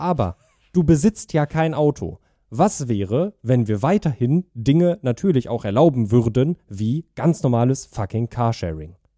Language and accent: German; Germany; ich bin äh, in Deutschland aufgewachsen und bin offensichtlich sehr deutsch